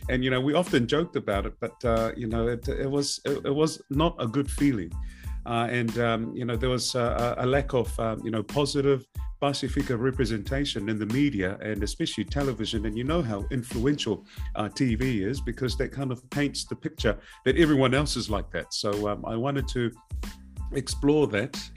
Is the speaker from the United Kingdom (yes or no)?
no; Kolomotu'a, Tongatapu, Tonga; also born or lived in Ha'apai; now in Otahuhu, New Zealand; I'm from Otahuhu, originally from Kolomotu'a and Ha'apai in the Friendly Islands, the Kingdom of Tonga. but what I do for living here in Aotearoa